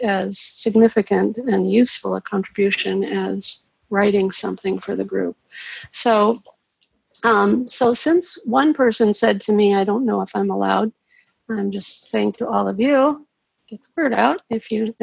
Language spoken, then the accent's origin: English; Cincinnati, Ohio, United States; also born or lived in Florida; I'm from Cincinnati, but I've been living in Florida half the time for the last couple